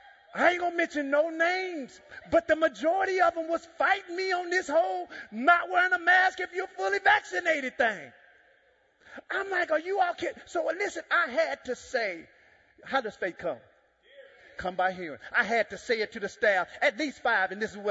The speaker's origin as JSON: {"language": "English", "town": "Dallas", "region": "Texas", "country": "United States", "also_born_or_lived": "Jamaica", "said": "I'm from Dallas."}